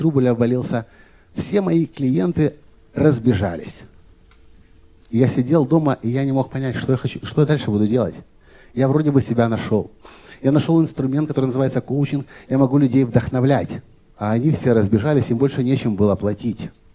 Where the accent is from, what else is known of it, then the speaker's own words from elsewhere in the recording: Kyiv, Ukraine; в Киеве, откуда я родом, где я живу